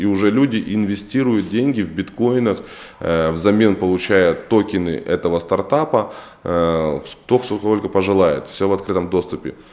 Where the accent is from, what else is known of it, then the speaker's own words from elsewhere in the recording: Ukraine; now in Russia; я сам родом с Украины